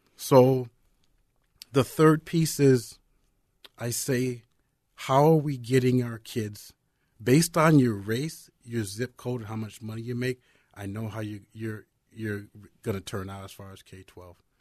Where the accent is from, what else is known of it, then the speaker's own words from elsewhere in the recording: Apple Valley, United States; also born or lived in Nebraska / Iowa; I'm from Apple Valley High School